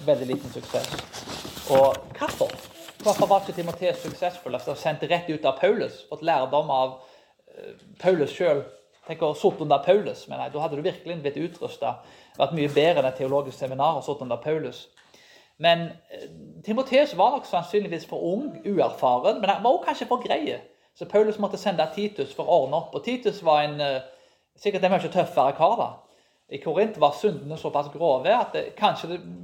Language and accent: Norwegian; Karmøy, Rogaland, Norway; Jeg vokste jo opp på Karmøy